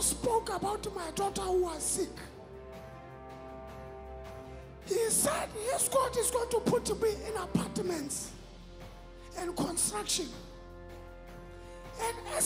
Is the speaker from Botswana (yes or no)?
yes; Botswana; I come from Botswana